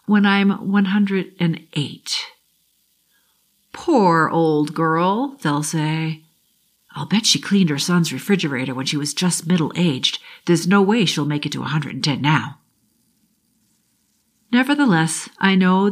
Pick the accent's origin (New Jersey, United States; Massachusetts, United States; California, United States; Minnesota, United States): Massachusetts, United States; Boston; I grew up in the South Shore, Boston